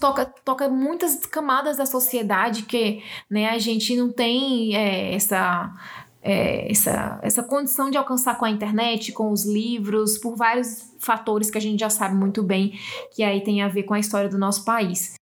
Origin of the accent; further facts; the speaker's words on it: Northeast Region, Brazil; sou do Nordeste